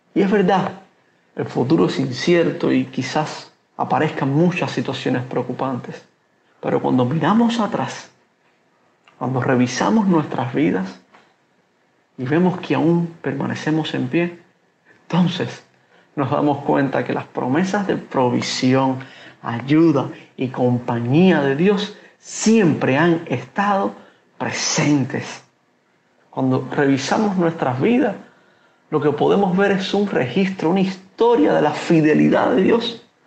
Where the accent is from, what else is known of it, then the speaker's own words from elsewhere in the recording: Cuba; como pastor cubano